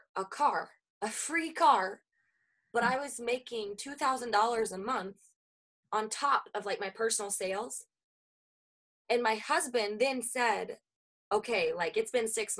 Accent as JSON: {"language": "English", "region": "the Bible Belt", "country": "United States", "lives_now": "Minnesota, United States", "said": "I come from the Bible Belt. I went. Then I moved to Minnesota, where it was a little bit more common for me to know people that didn't go to church versus where I came from."}